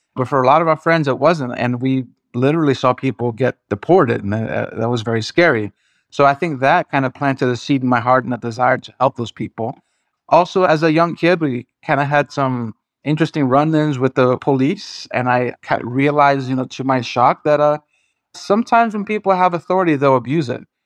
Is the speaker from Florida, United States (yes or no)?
yes; South Florida, United States; also born or lived in Brazil; South Florida, so it was, uh, Broward County